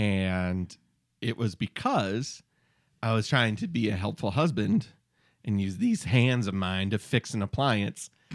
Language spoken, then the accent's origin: English; Michigan, United States; We're from Michigan